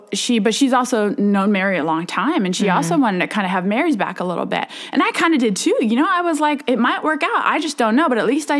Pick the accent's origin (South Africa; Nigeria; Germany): Germany; moved away; Yes, I grew up in Germany, born and raised in Germany. You know, I went to international school, which is English speaking.